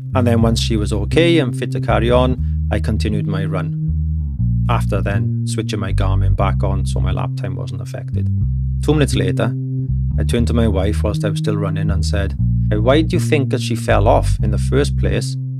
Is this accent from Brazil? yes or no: no; United Kingdom; now in Germany; being a British gentleman